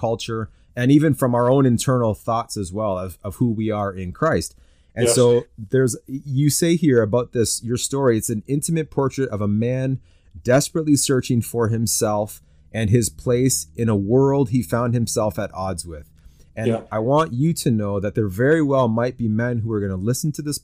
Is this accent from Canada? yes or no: yes; Canada; I'm a Canadian